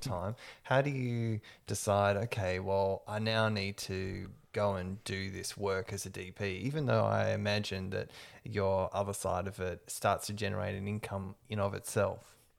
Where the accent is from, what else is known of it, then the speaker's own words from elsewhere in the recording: Perth, Western Australia, Australia; moved away as an adult; now in Melbourne, Australia; I'm originally from Perth. I've been here 10 years, and part of why I moved to Melbourne